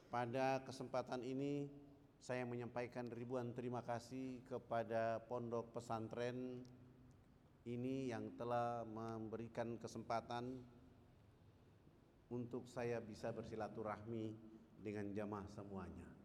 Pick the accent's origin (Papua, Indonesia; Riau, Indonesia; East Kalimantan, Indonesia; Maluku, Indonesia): Papua, Indonesia; Saya jawab saya dari Irian. Ketika saya jawab saya dari Irian